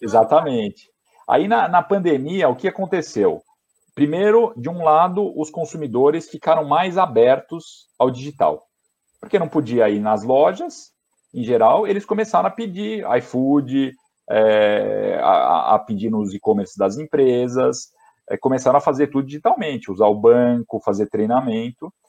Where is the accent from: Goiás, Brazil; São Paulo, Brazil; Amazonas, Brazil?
São Paulo, Brazil; moved away as an adult; nasci em São Paulo, né? Eu nasci na zona norte de São Paulo